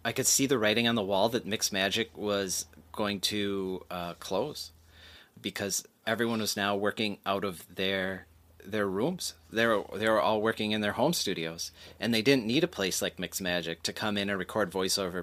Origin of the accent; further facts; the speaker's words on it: Green Bay, Wisconsin, United States; moved away as an adult; now in Los Angeles, United States; growing up in Green Bay